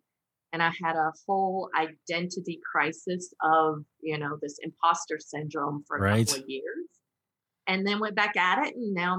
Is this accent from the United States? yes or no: yes; North Carolina, United States; I grew up in North Carolina. We don't even speak English there.